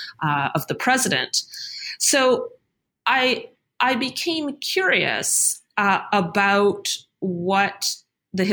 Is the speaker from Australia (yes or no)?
no; Canada; moved away as an adult; now in United States; I'm Canadian. And when I arrived in the United States for graduate school